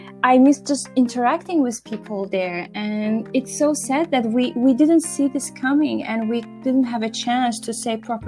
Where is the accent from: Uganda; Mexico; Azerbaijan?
Azerbaijan